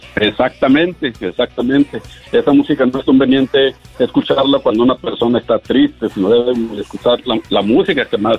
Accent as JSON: {"language": "Spanish", "town": "Monterrey", "region": "Nuevo León", "country": "Mexico", "said": "yo soy de Monterrey"}